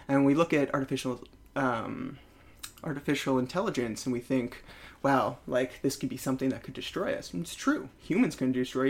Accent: San Jose, California, United States; moved away as an adult; also born or lived in Great Barrington / Salt Lake City; now in New York City, United States; growing up in the Bay Area, I was the first person to have AOL like in the country because of where we were in San Jose, Silicon Valley.

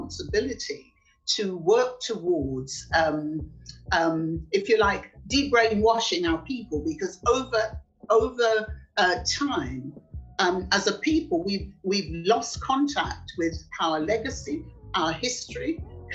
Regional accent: United Kingdom; also born or lived in Jamaica; I was born in Jamaica, came to this country 16th of January 1959, as a child, obviously, and lived nearly all of my life in Britain

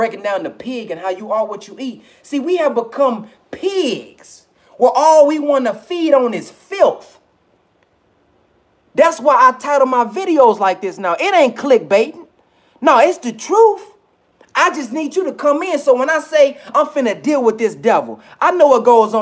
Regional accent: the South, United States; I'm from the South, so I say filth

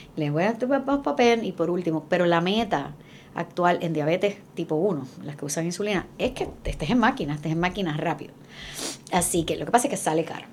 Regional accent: Puerto Rico; en Estados Unidos somos los más amáticos

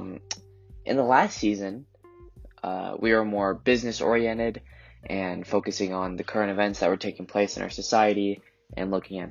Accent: Colorado, United States; I was born and raised in Colorado

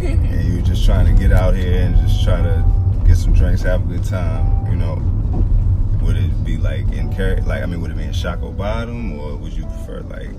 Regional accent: Lynchburg, Virginia, United States; moved away as an adult; now in Richmond, United States; I only been here about 5 years myself, so, like I said, man, like, but I grew up in Virginia, so I was kind of already, like, used to the vibe in Virginia

